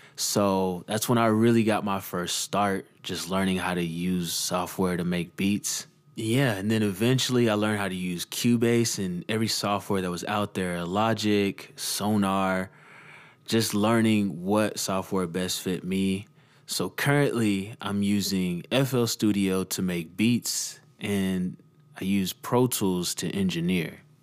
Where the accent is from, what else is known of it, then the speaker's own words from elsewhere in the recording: Dallas, Texas, United States; growing up in Dallas, Texas